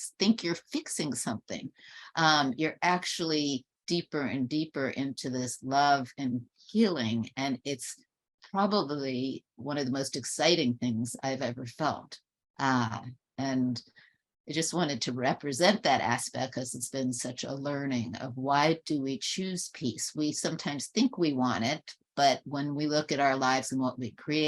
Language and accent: English; New York, United States; I grew up in New York